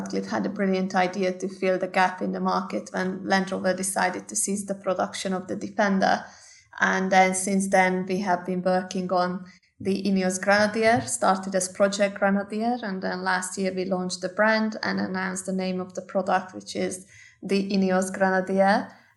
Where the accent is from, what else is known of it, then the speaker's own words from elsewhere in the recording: Hungary; moved away as an adult; now in United Kingdom; my home country in Hungary